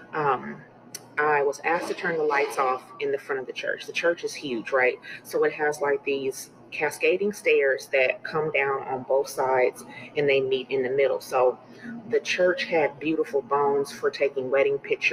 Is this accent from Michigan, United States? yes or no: no; California, United States; I belong to a well-known church in my home state of California